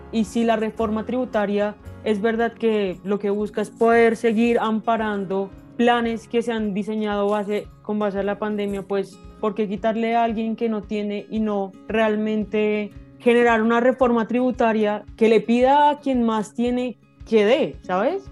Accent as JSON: {"language": "Spanish", "country": "Colombia", "said": "somos los colombianos quienes le pagamos la salud y la pensión a los congresistas"}